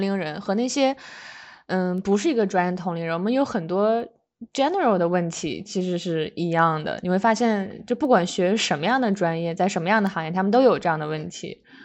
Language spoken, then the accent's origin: Chinese; Shenyang, Liaoning, China; moved away as an adult; now in United States; 我们是辽宁沈阳人